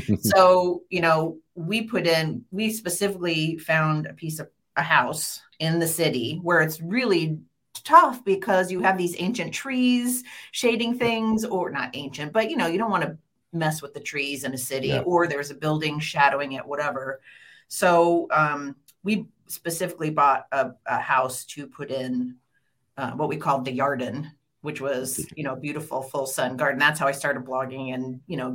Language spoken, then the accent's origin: English; St. Helens, Oregon, United States; I grew up in St. Helens and then I went to the University of Oregon